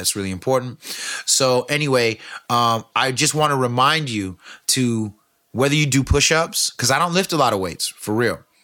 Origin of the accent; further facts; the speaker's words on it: California, United States; I'm from California